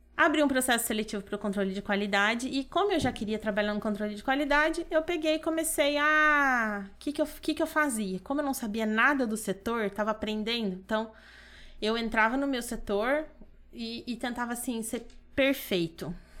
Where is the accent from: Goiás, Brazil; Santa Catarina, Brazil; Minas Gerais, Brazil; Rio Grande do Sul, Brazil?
Minas Gerais, Brazil; Pouso Alegre; moved away as an adult; now in Dracena, Brazil; Voltei para minha cidade, Pouso Alegre, sou de Minas